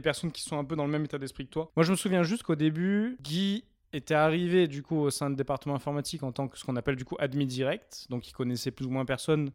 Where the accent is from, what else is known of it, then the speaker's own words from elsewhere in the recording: near Avignon, Provence-Alpes-Côte d'Azur, France; moved away as an adult; now in Lyon, France; Je suis originaire du sud, à côté d'Avignon